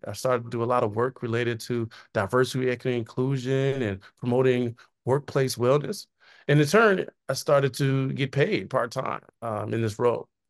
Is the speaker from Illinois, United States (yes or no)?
yes; Chicago, Illinois, United States; I was born in Chicago, went to high school in the south suburbs of Chicago